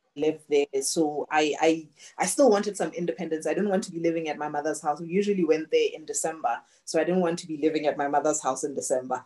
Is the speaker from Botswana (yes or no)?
yes; Botswana; moved away as an adult; also born or lived in Canada / Australia; I was born and raised in Botswana